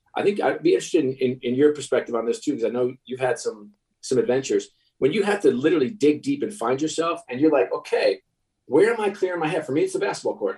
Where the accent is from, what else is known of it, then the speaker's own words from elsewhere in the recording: New York, United States; I'm a New York kid